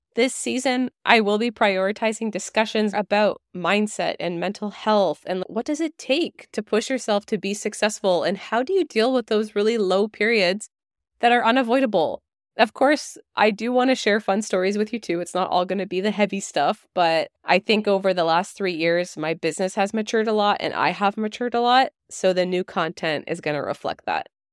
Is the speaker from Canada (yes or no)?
yes; Canada; I'm a Canadian dietitian